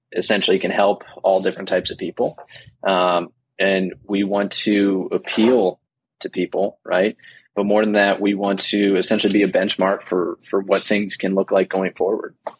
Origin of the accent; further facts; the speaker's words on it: New Jersey, United States; I grew up in New Jersey